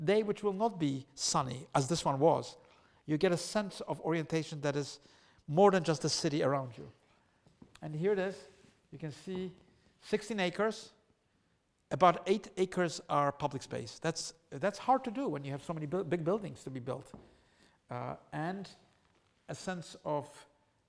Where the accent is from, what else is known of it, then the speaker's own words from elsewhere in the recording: Poland; now in New York, United States; I was an immigrant to New York. I come from Poland.